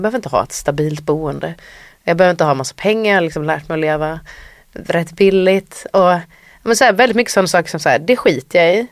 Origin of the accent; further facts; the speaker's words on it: Sweden; som svensk artist, det är framförallt Sverige jag spelar